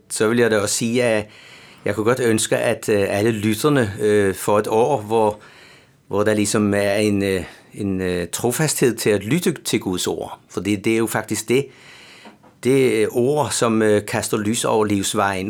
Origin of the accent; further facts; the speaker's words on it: Bornholm, Capital Region of Denmark, Denmark; accent: Bornholm; moved away as an adult; now in Copenhagen, Denmark; som man kan høre på min accent, så er jeg jo Bornholmer